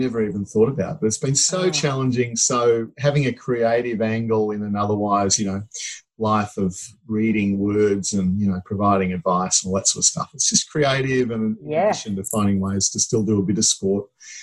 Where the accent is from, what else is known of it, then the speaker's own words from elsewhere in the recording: Queensland, Australia; now in Melbourne, Australia; as a Queenslander originally